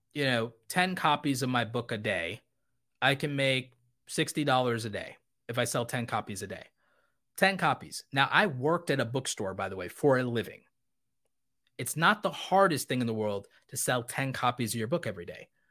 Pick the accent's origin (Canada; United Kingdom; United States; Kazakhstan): United States; I was born in America